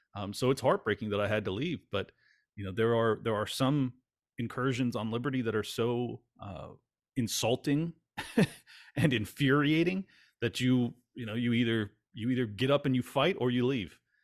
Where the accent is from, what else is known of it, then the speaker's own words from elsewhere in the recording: California, United States; moved away; I grew up in California